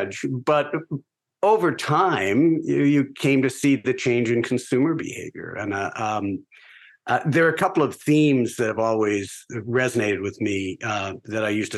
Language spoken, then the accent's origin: English; Garden City, New York, United States; also born or lived in California; Originally, I grew up on Long Island